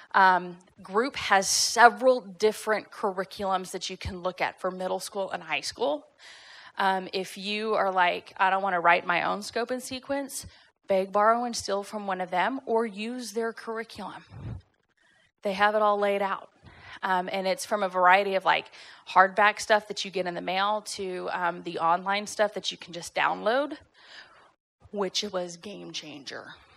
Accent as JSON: {"language": "English", "town": "Fort Worth", "region": "Texas", "country": "United States", "tie": "born or raised there", "also_born_or_lived": "Irvine, California / Northern California", "moved": "as an adult", "lives_now": "Tyler, United States", "said": "born and raised in Texas, grew up at Fort Worth"}